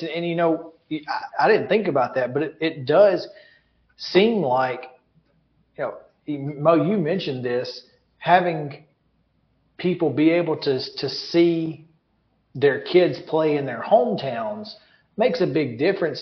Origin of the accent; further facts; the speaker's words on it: Alabama, United States; now in Tennessee, United States; I'm from Alabama